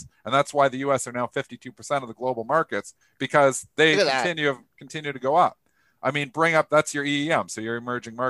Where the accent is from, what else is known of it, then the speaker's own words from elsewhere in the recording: Canada; I'm a Canadian.